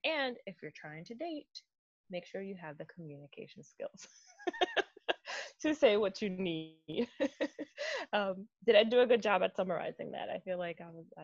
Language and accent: English; Dominican Republic; born or raised there; now in United States